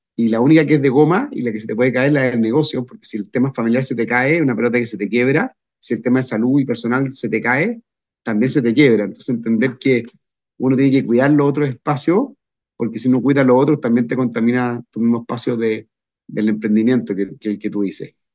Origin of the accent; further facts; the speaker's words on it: Chile; a mi país, a Chile